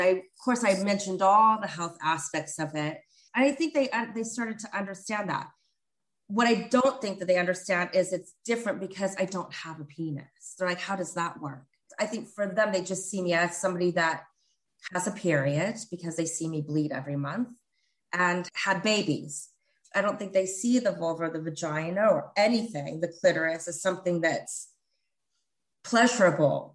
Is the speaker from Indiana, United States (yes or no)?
no; Northern California, United States; now in England; I grew up in Northern California. I didn't grow up in, in England